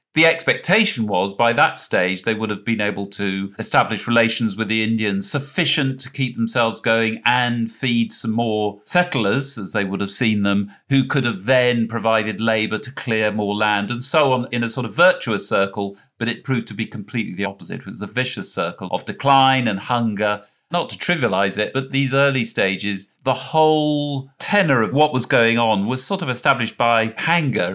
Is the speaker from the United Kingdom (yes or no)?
yes; England, United Kingdom; in England, we have nothing like the James River